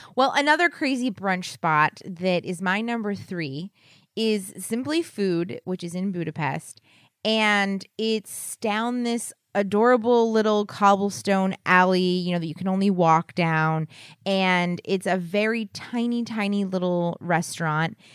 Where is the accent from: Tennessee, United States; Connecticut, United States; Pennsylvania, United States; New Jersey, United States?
Pennsylvania, United States; Philadelphia; we're from Philadelphia area